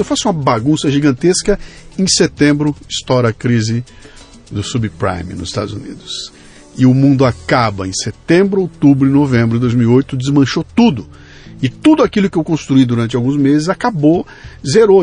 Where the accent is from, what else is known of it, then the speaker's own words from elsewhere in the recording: Brazil; eu que sou brasileiro e estou aqui há 60 anos no Brasil